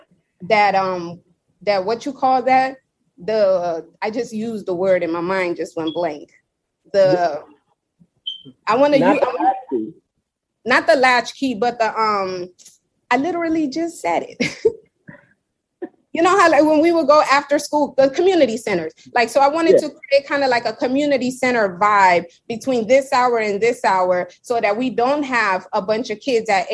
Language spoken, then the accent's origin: English; Seattle, Washington, United States; also born or lived in New York; now in Miami, United States; I was born in New York, but raised in Seattle